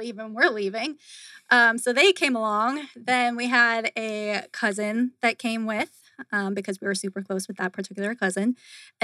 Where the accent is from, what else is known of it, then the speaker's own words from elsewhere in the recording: Milwaukee, Wisconsin, United States; moved away as an adult; also born or lived in Las Vegas, Nevada; now in Phoenix, United States; I'm originally from Milwaukee, Wisconsin.